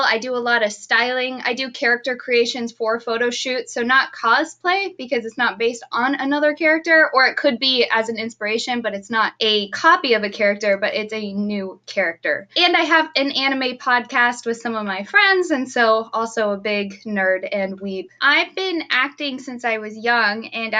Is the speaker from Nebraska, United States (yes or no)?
no; Austin, Texas, United States; moved away as an adult; also born or lived in East Coast / St. Louis; now in Los Angeles, United States; I grew up in Austin